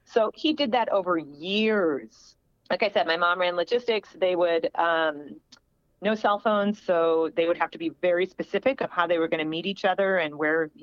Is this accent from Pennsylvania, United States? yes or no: no; Springfield, Illinois, United States; that's where I grew up in Illinois, Springfield, Illinois